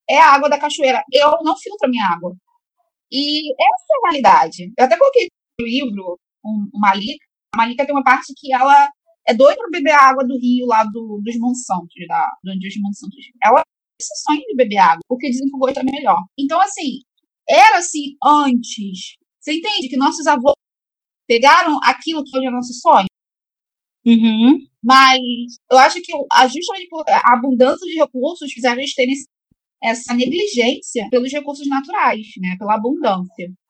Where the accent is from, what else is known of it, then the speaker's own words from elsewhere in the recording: Rio de Janeiro, Brazil; eu sou carioca, eu moro no Rio